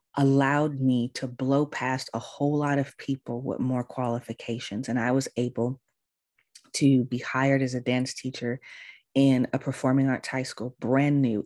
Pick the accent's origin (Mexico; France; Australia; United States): United States; California; moved away as an adult; also born or lived in Baltimore, Maryland; I'm from California. All my family's in California. I had never lived anywhere else before outside of California